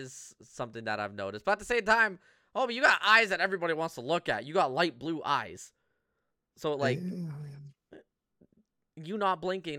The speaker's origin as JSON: {"language": "English", "town": "Toronto", "region": "Ontario", "country": "Canada", "said": "Being from Toronto, LA was just, you know, kind of the bougie Toronto."}